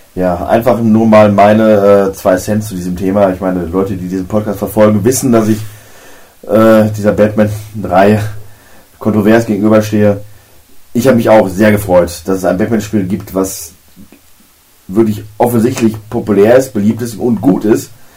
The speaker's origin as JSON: {"language": "German", "country": "Germany", "said": "bei uns in Deutschland"}